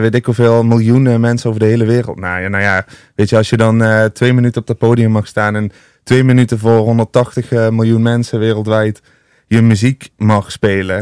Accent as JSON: {"language": "Dutch", "region": "Limburg", "country": "Netherlands", "moved": "yes", "lives_now": "Amsterdam, Netherlands", "said": "Want ik vind Amsterdam te gek, daar woon ik ook. Maar ik ben wel echt een Limburger."}